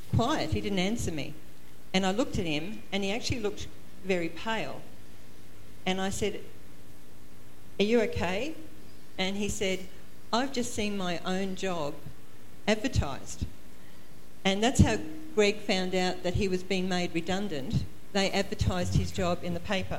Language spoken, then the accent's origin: English; Queensland, Australia; also born or lived in Toowoomba, Queensland; we're from Queensland, we live uh, uh in a place called the Redcliffe Peninsula, but we used to live in a town called Toowoomba.